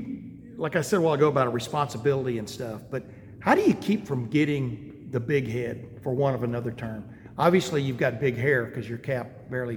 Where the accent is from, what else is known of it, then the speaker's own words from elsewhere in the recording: Lufkin, Texas, United States; also born or lived in Alabama; now in Ohio, United States; I grew up in a town about 30, 35,000 in East Texas called Lufkin